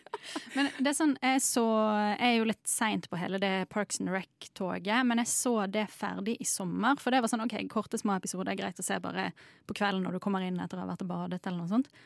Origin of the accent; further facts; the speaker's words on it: Bergen, Vestland, Norway; som bergenser